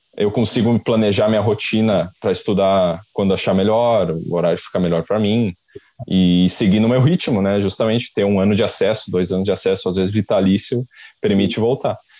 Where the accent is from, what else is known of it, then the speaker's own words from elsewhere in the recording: Caxias do Sul, Rio Grande do Sul, Brazil; also born or lived in Porto Alegre; eu sou de Caxias do Sul